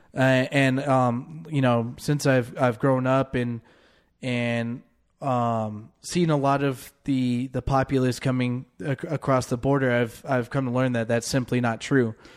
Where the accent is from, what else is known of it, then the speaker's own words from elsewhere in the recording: San Diego, California, United States; growing up in San Diego people always went for the weekend in, into Tijuana